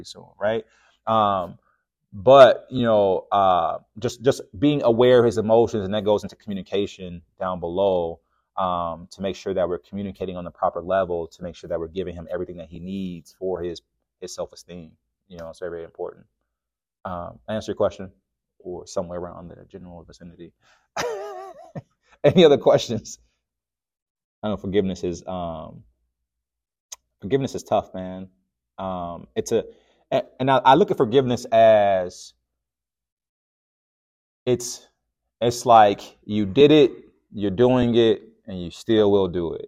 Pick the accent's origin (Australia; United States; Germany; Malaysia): United States; Chicago, Illinois; I'm from the South Side of Chicago